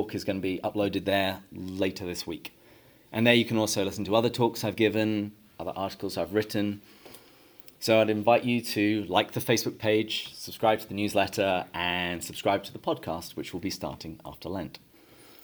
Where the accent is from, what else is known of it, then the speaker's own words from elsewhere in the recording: England, United Kingdom; moved away as an adult; now in San Diego, United States; But I grew up in England, and I had a fairly typical English upbringing.